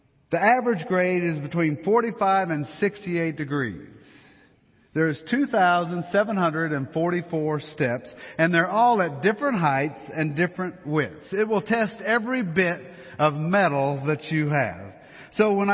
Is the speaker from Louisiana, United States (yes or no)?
yes; Louisiana, United States; now in Colorado, United States; Since we're from Louisiana